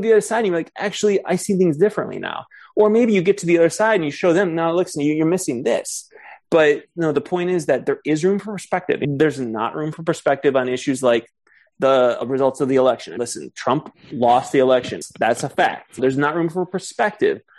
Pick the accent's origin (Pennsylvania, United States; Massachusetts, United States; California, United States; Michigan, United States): Michigan, United States; Ann Arbor; Ann Arbor, the area I grew up in Michigan